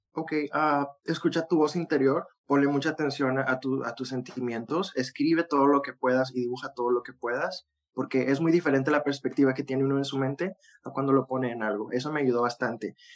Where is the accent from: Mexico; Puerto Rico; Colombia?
Mexico; Monterrey, Nuevo León; de donde yo soy, en, Monterrey